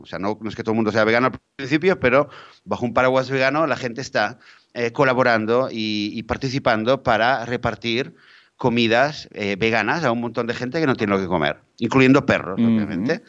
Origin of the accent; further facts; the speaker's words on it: Barcelona, Catalonia, Spain; yo crecí en Barcelona